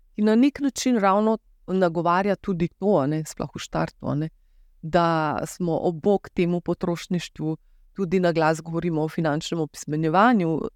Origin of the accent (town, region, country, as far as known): Slovenia